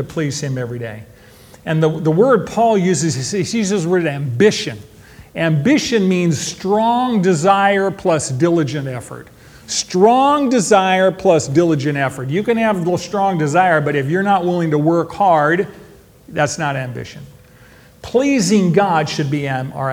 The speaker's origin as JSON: {"language": "English", "town": "Modesto", "region": "California", "country": "United States", "tie": "born or raised there", "moved": "yes", "lives_now": "Bakersfield, United States", "said": "I was born in Modesto, which is my hometown. Today, I live in Bakersfield, which is home now."}